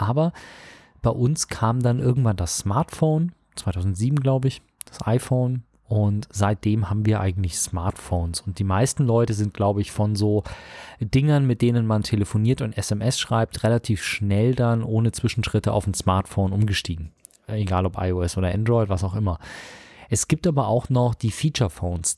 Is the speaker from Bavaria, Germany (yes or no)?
yes; Munich, Bavaria, Germany; ich schimpf mich ja gebürtiger Münchner